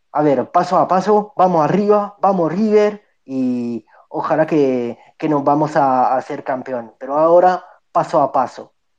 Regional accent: Nice, Provence-Alpes-Côte d'Azur, France; Yo, yo nací en Francia, en Niza

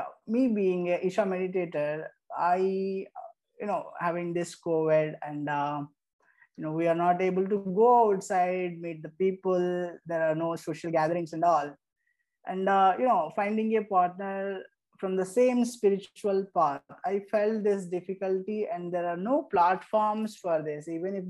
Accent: Erode, Tamil Nadu, India; I'm from Erode, Tamil Nadu

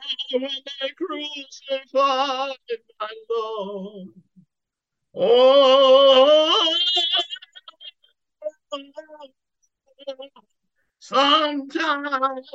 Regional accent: Youngstown, Ohio, United States; also born or lived in Birmingham, Alabama; my family moved to Youngstown, Ohio when I was 5 years old in 1950, and I really grew up in the Midwest

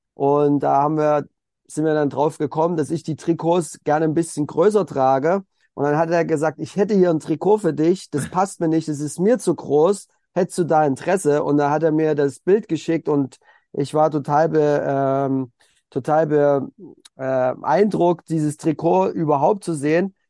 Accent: Elstra, Saxony, Germany; ich komme halt aus der Oberlausitz, das ist noch mal so ein bisschen außerhalb von Dresden, da bin ich geboren und da habe ich auch Fußball angefangen in einem kleinen Dorf, Grün-Weiß-Elstra

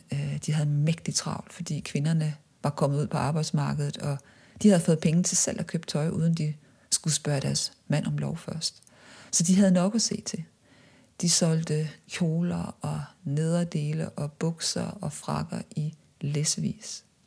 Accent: Viborg, Central Denmark Region, Denmark; moved away as an adult; da jeg voksede op i Viborg

